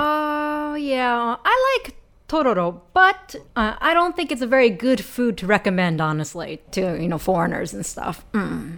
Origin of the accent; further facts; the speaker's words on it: Philadelphia, Pennsylvania, United States; I'm from Philadelphia